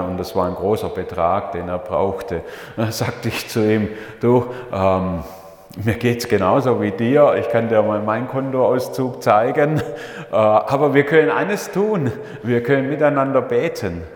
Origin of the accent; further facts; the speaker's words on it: Leonberg, Baden-Württemberg, Germany; Ich bin ja in Leonberg aufgewachsen, also Geislingen war nur der Dienst dort, aber in Leonberg bei Stuttgart in einer Familie mit fünf Buben